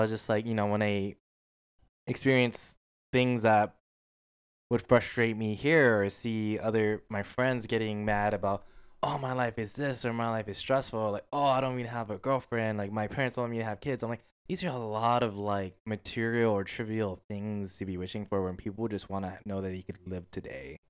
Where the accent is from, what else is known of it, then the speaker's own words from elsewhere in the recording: United States; I'm an American